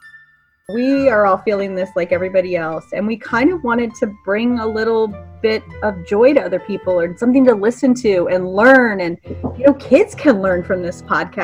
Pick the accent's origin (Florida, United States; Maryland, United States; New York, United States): Maryland, United States; I'm from Maryland